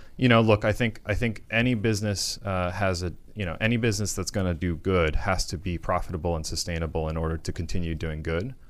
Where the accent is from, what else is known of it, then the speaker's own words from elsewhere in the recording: Florida, United States; growing up in Florida, it was not a big city.